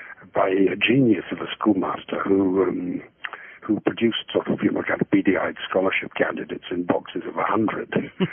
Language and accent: English; Glasgow, Scotland, United Kingdom; moved away as an adult; also born or lived in Cambridge; I'm originally a Scotsman, born in Glasgow in 1941. Actually, in the week that the Germans bombed Glasgow, I think I was born slightly prematurely because of that. And, you know, I grew up in Glasgow